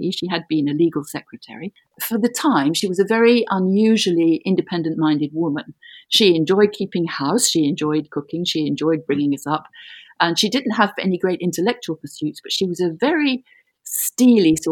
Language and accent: English; London, United Kingdom; moved away as an adult; now in Brussels, Belgium; I was born in London, in Greater London. And I'm calling you from Brussels, where I have lived since 1969.